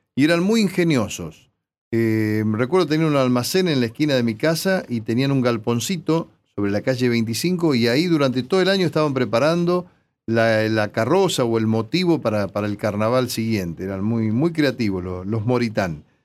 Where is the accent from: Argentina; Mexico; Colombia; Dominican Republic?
Argentina; 25 de Mayo, Buenos Aires Province; moved away; los clubes de, de mi pueblo, el Club Argentino, el Club Alumni, Juventud Unida, Plaza España, este, esportivo del cual yo participaba